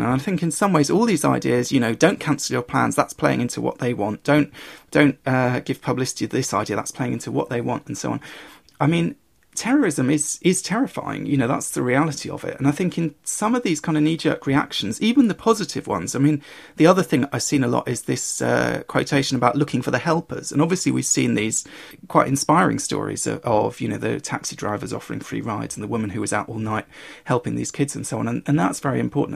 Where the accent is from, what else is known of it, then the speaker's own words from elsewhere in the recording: United Kingdom; growing up in Britain